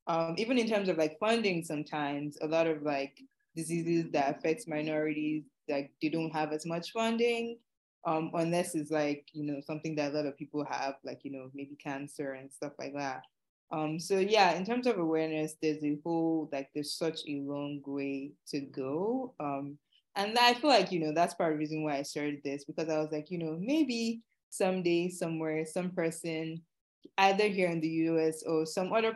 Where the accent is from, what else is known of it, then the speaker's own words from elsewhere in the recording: Nigeria; moved away; born and raised in Nigeria